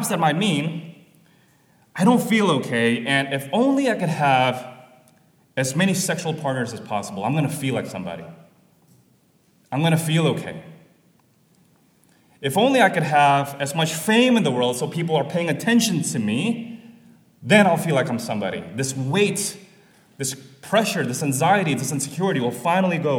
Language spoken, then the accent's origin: English; Jakarta, Indonesia; moved away; where I'm coming from Jakarta, Indonesia, this is actually very apparent to me as I was a pastor there